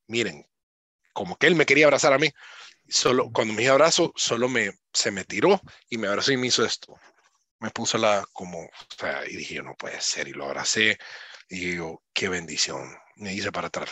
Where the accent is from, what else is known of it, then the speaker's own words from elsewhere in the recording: Honduras; moved away as an adult; nací en Honduras y me estoy formando fuera de Honduras